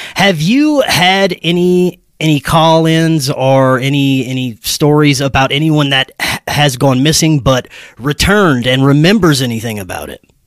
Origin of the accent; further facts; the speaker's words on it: Louisiana, United States; Louisiana, my home state.